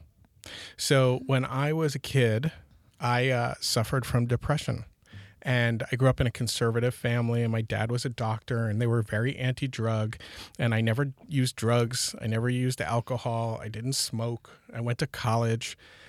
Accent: New York, United States; now in California, United States; We're originally from New York, and we moved to California in 2000.

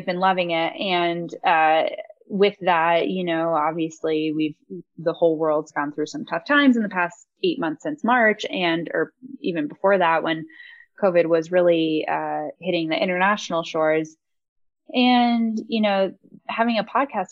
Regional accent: Aspen, Colorado, United States; also born or lived in California; growing up in the Roaring Fork Valley

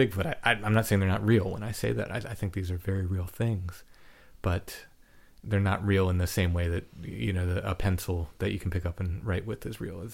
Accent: northern Maryland, United States; The farm I grew up on in Maryland, northern Maryland.

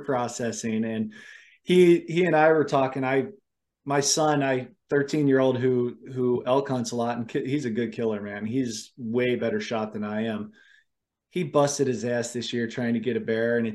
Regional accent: Cleveland, Ohio, United States; now in Idaho, United States; I grew up in right outside of Cleveland.

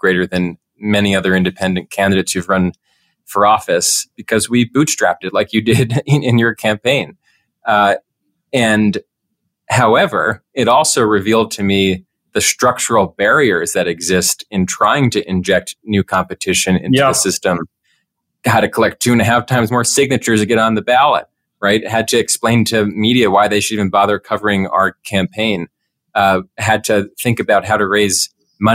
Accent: Pennsylvania, United States; I come from Pennsylvania.

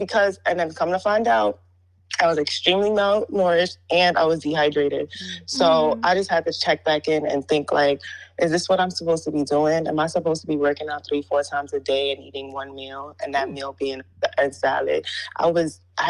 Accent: New York City, New York, United States; I'm from Brooklyn, New York

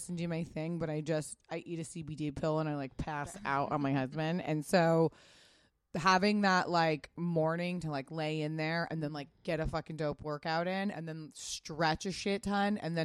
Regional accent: Pasadena, California, United States; I grew up in Pasadena

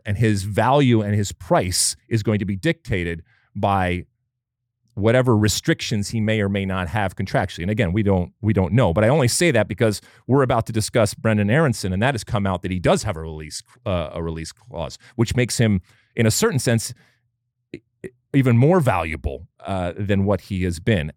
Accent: United States; we as American soccer fans

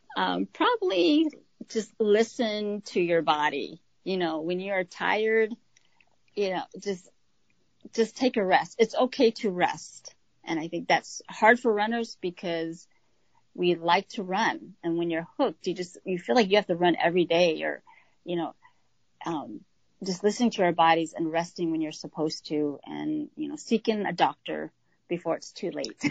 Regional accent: New Mexico, United States; moved away as an adult; now in Minnesota, United States; I grew up in New Mexico

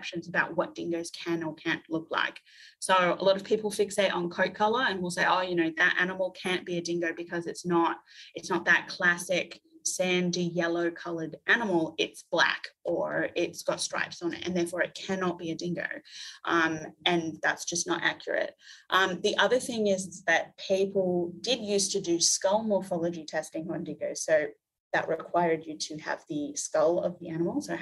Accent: United States; moved away as an adult; now in Australia; I'm an American.

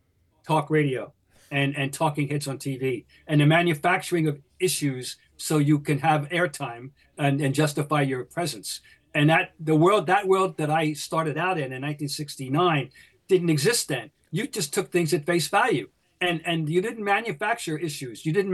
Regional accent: New Jersey, United States; moved away as an adult; now in Boston, United States; I'm an outsider. I grew up in New Jersey. I went to school at Boston College, and I'm still in Boston as a result. I've never left.

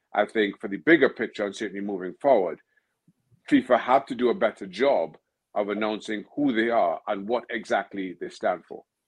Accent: Trinidad & Tobago; I'm originally from Trinidad, Trinidad and Tobago

